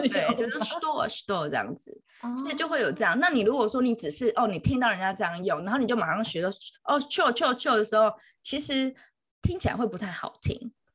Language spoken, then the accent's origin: Chinese; Taiwan; also born or lived in Beijing; 我是台湾人